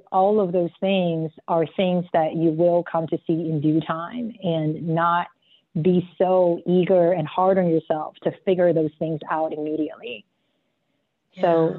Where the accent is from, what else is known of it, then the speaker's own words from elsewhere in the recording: South Africa; I grew up in South Africa and I just felt always so like an outsider.